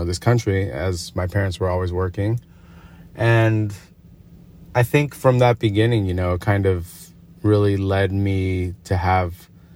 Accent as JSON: {"language": "English", "town": "Agoura Hills", "region": "California", "country": "United States", "tie": "born or raised there", "also_born_or_lived": "North Hollywood, Los Angeles", "said": "I was born in North Hollywood, and then after like third grade, probably like the second part of elementary school, my parents moved up to Agoura Hills, which is a little past Calabasas."}